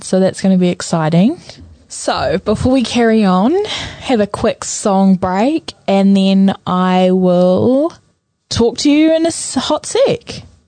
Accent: Napier, Hawke's Bay, New Zealand; moved away; I'm originally from Napier.

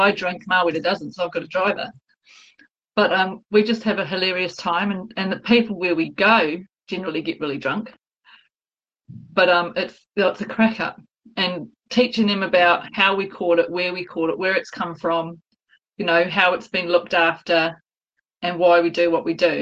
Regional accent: Kawerau, Bay of Plenty, New Zealand; born and bred in Kawerau

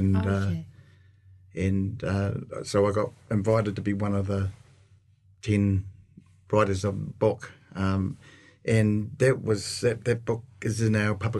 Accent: Auckland, New Zealand; North of Auckland.

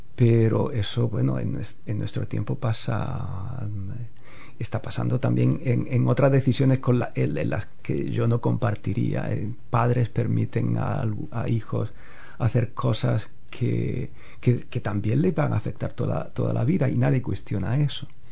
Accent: Órgiva, Andalusia, Spain; moved away as an adult; also born or lived in Lanjarón / Granada / Rome / Kenya; now in Hamilton, New Zealand; yo crecí en un pueblo muy pequeño que se llama orgiva

